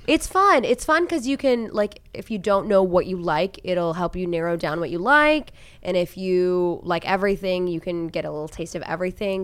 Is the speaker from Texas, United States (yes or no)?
no; Oklahoma, United States; moved away as an adult; also born or lived in Bend, Oregon / Chicago / Dallas; now in Cleveland, United States; I grew up in Oklahoma